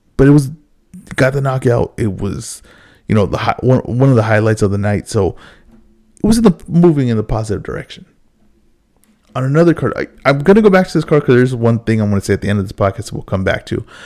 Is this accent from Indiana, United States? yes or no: no; Los Angeles, California, United States; I've always lived in California, I've always lived in L